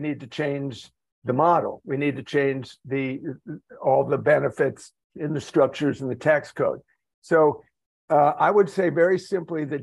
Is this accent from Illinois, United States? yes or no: yes; Chicago, Illinois, United States; now in Florida, United States; I'm a native Midwestern, born and raised in Chicago. I live now in Florida